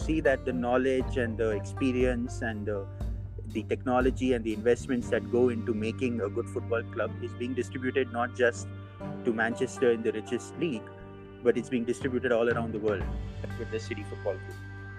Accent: Dubai, United Arab Emirates; I grew up in Dubai, and I lived most of my childhood in the UAE.

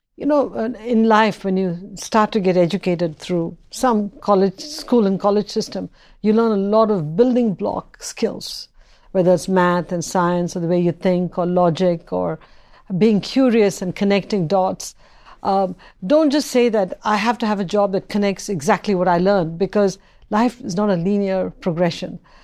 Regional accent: Chennai, Tamil Nadu, India; moved away as an adult; now in United States; where I grew up, especially in the south of India and Madras

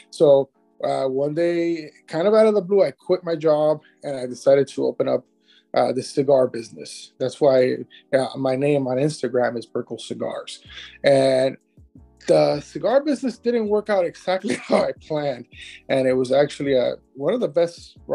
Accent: Miami, Florida, United States; also born or lived in Cuba; I've grown up here in Miami, so I've been here pretty much my entire life. Uh, Miami, Miami native

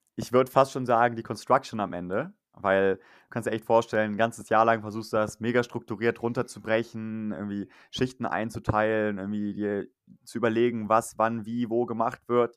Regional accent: near Düsseldorf, North Rhine-Westphalia, Germany; moved away as an adult; now in Switzerland; komme eigentlich auch gar nicht aus der Schweiz, sondern bin aus dem Rheinland, ähm, aus der Nähe von Düsseldorf

